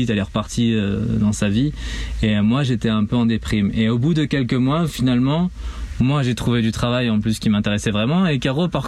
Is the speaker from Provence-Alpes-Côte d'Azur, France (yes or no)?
no; Pays de la Loire, France; also born or lived in Nîmes; je suis pas d'origine de la Mayenne, je suis né à Nîmes et on a pas mal bougé euh, partout en, en, France